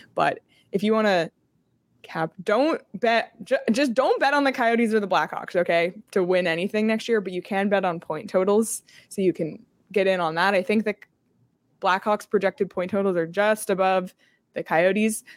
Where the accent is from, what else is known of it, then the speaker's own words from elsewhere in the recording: Canada; moved away; growing up in Canada, not only did I grow up in Canada